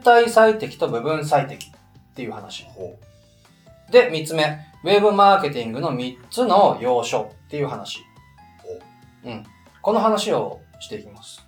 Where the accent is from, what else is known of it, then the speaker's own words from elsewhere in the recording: Niigata, Japan; moved away; 実家僕、新潟県なんですけど